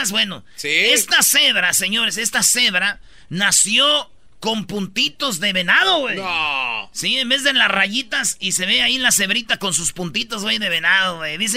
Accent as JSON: {"language": "Spanish", "country": "Mexico", "said": "México, güey. Perdón por mi acento."}